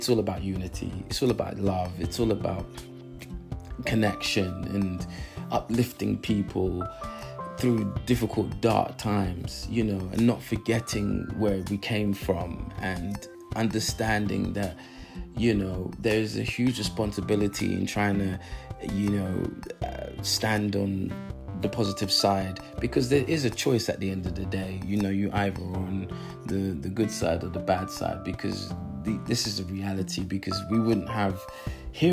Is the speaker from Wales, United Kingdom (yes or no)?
no; London, United Kingdom; I live in London, you know, I was born in London